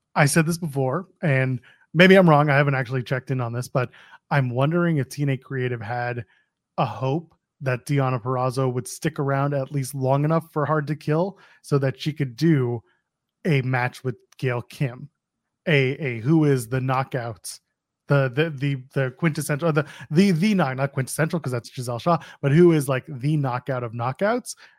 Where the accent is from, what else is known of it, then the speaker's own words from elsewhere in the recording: Canada; we're Canadian